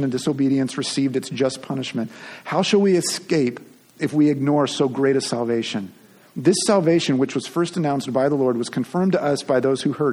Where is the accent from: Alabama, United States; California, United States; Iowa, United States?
California, United States; Long Beach; I grew up in Long Beach, California, and was probably 10-12 minutes from the beach